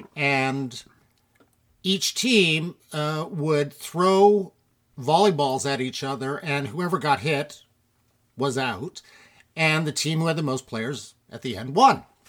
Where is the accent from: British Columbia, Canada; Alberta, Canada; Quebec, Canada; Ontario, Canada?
Ontario, Canada; Toronto; I was born right here in Toronto, one of the actual Torontonians, born at Women's College Hospital, right on College Street